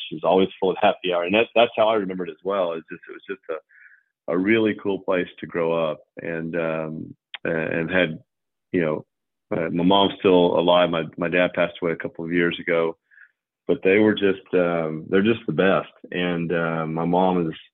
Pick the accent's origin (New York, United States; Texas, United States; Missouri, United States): Texas, United States; San Antonio; born there; Her family and I was born in San Antonio.